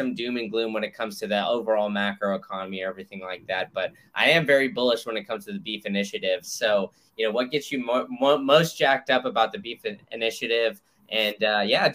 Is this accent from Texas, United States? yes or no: yes; Texas, United States; also born or lived in Memphis, Tennessee; now in Florida, United States; I grew up in Texas